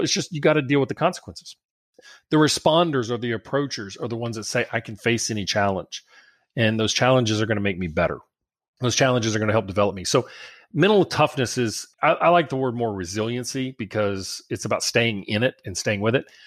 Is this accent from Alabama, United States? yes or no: no; South Louisiana, United States; I'm from South Louisiana